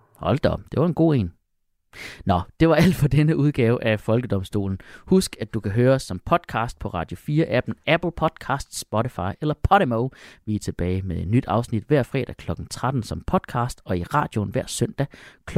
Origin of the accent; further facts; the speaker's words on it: Jutland, Denmark; som jyde